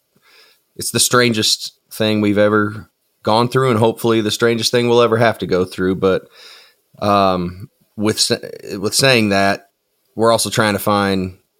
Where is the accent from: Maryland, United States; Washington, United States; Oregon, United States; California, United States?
Washington, United States; Tenino; also born or lived in Nashville, Tennessee; now in Goodlettsville, United States; I'm originally from a place called Tenino, Washington, which is essentially, it's on the I-5 corridor right in the middle of Portland and Seattle. So I grew up in the country